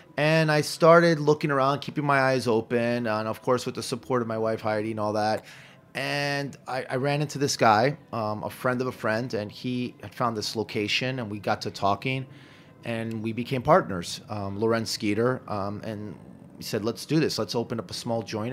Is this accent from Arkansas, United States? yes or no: no; New York, United States; I grew up in Hell's Kitchen